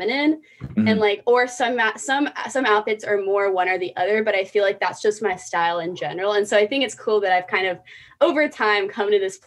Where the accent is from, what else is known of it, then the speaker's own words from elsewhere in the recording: Charleston, South Carolina, United States; I grew up in Charleston, very conservative area